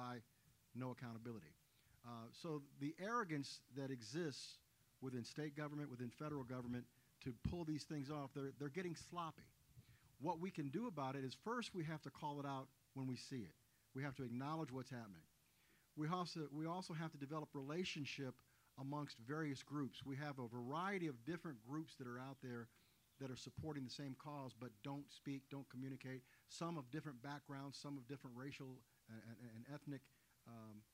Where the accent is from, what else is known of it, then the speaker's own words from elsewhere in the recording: Indiana, United States; I'm from Indiana